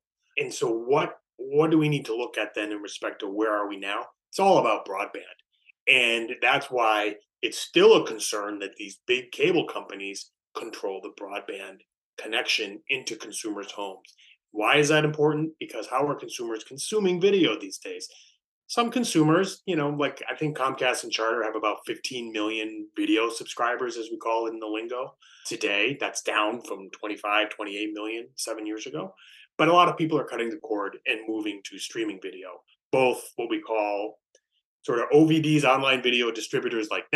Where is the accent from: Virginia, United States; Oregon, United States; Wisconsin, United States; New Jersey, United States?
Wisconsin, United States; moved away as an adult; now in Washington, D.C., United States; working for my home state senator, Senator Herb Kohl